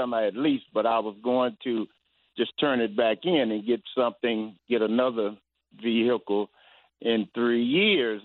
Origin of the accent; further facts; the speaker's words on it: outside of Memphis, Tennessee, United States; now in Inglewood, United States; I'm from the country, though, 50 miles east of Memphis, from the farm.